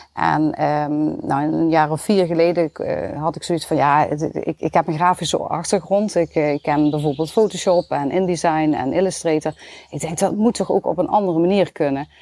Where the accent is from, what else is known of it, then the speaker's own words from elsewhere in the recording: Limburg, Netherlands; accent: Limburgs; mijn Limburgs accent